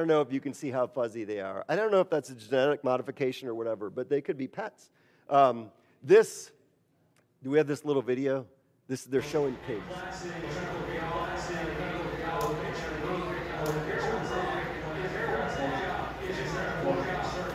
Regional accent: Wisconsin, United States; moved away; I'm from Wisconsin, which is in the Midwest

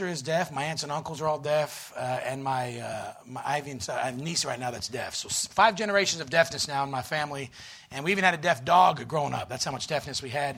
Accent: Florida, United States; moved away; also born or lived in Pennsylvania; I'm originally a Southern boy. I was born in Florida.

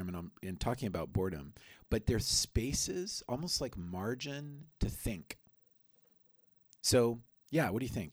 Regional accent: Colombia; moved away; I grew up in Colombia

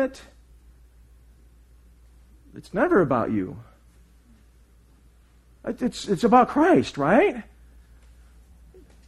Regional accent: United States; I'm just American

